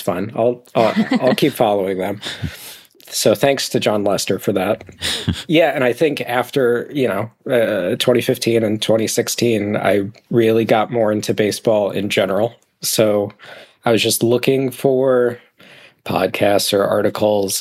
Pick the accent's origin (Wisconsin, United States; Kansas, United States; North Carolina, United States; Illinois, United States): Illinois, United States; Chicago; moved away; also born or lived in Cleveland; I grew up in Chicago.